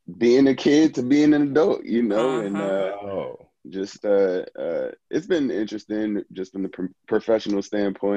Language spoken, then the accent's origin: English; Prince George's County, Maryland, United States; I'm from Prince George's County, Maryland